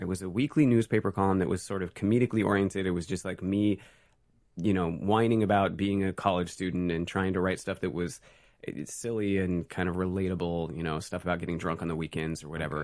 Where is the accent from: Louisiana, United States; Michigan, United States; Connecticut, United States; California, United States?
California, United States; San Francisco; also born or lived in Oregon; I grew up in Oregon until I was, like, five, and then San Francisco until I was, like, seventeen. So most of my formative time was in the Bay Area